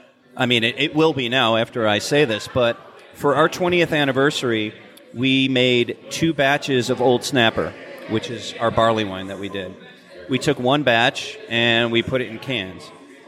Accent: Athens, Georgia, United States; let's just call it in Athens because I'm from Athens, right?

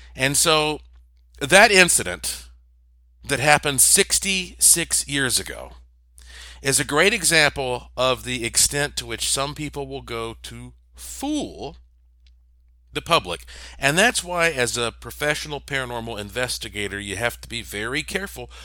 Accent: Asheville, North Carolina, United States; I grew up in Asheville, North Carolina

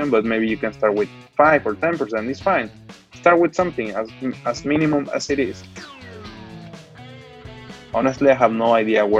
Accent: Mexico; moved away as an adult; also born or lived in Hong Kong / Canada / Paris; now in Shanghai, China; I'm from Mexico.

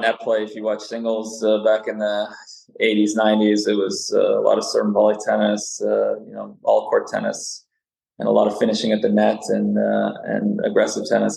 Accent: Canada; first language Serbian; also born or lived in Serbia; I moved from Serbia to Canada in 1976. I was four, uh, only spoke Serbian

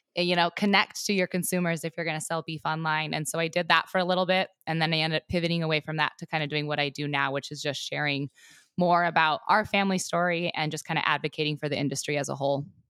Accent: Southwest Montana, United States; I was raised in Southwest Montana on a ranch

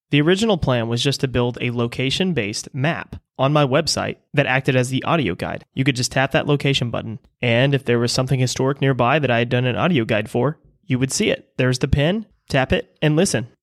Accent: Galveston, Texas, United States; moved away; I was born here in Galveston. I spent a majority of my childhood here on the island

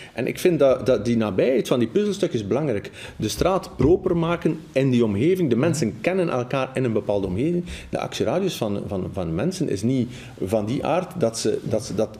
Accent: Damme, Flanders, Belgium; also born or lived in Schaerbeek; ik kom van Damme en u zult zeggen dat is het platteland.

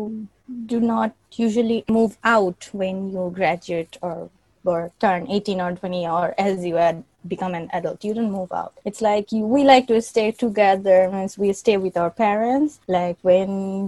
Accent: Bangladesh; moved away as an adult; now in Netherlands; I moved to Netherlands from Bangladesh. I have been to the Netherlands for 2 years now

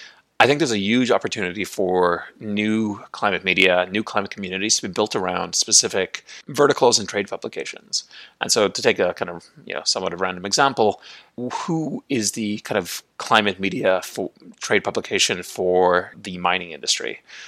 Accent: Ireland; also born or lived in United States; now in Puerto Vallarta, Mexico; I'm originally from Ireland, have lived in the United States on and off for most of my life, but have actually been in a pretty protracted green card application process for the last 3 years.

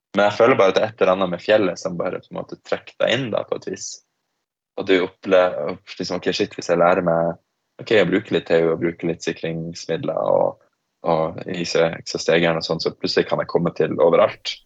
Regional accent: Tromsø, Troms, Norway; moved away as an adult; also born or lived in Australia / Oslo; jeg vokste opp i Tromsø

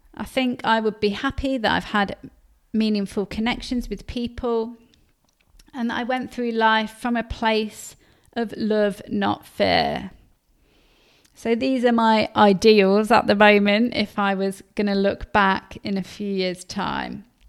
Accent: Leicester, East Midlands, United Kingdom; I grew up in Leicester

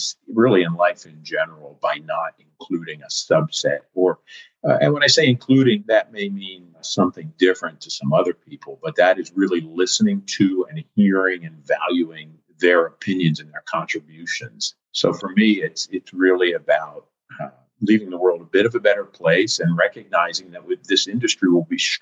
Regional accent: East Coast, United States; now in California, United States; I live in California now, like you, Jackie, but I'm from the East Coast

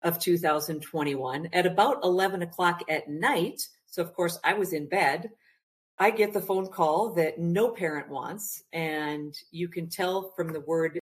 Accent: Minnesota, United States; I'm from Minnesota

